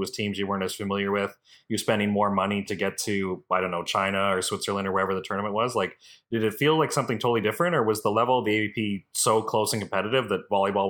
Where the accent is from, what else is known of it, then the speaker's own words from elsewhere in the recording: Canada; as a Canadian interviewing an American